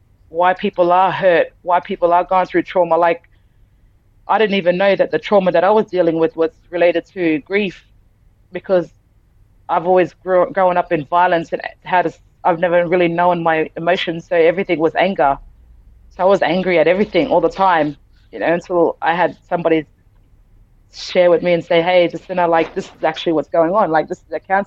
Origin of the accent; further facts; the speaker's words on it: Townsville, Queensland, Australia; also born or lived in Rockhampton; I grew up in Townsville